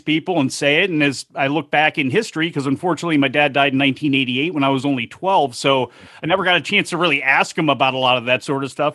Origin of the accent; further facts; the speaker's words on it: Chicago, Illinois, United States; One of my earliest memories of being in Chicago You know, at the age of five in kindergarten